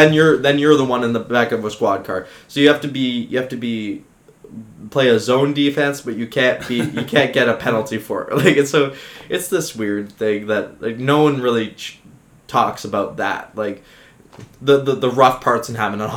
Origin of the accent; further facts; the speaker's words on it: Richmond Hill, Ontario, Canada; North of the city, Richmond Hill